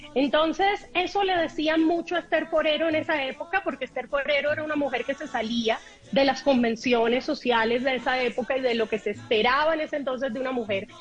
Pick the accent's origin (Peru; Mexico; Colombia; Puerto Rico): Colombia; Barranquilla, Atlántico; ambas somos mujeres nacidas en Barranquilla